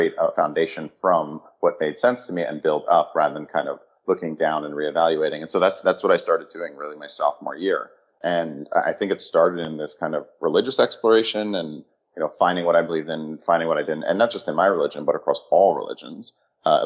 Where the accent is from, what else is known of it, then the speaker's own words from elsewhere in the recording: Connecticut, United States; also born or lived in New York City; So I ended up growing up in Connecticut, about an hour outside of the city